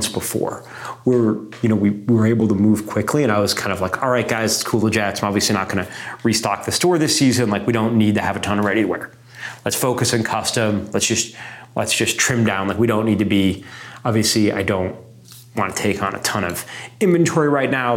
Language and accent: English; New York, United States; being like, you know, an American and being particularly a New Yorker